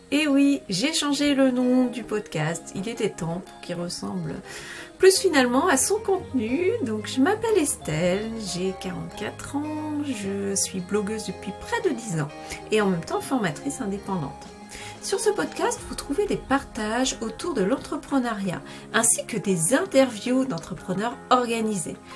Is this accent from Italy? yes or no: no; Belgium; je suis belge.